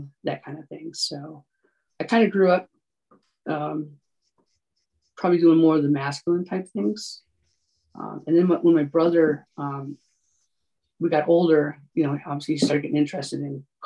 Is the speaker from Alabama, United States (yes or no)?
no; Lowell, New York, United States; moved away as an adult; also born or lived in Syracuse, New York; now in Colorado Springs, United States; Central New York. It's a little town called Lowell, New York